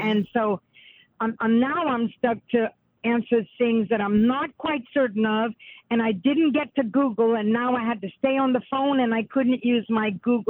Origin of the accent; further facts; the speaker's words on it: St. Martinville, Louisiana, United States; St. Martinville.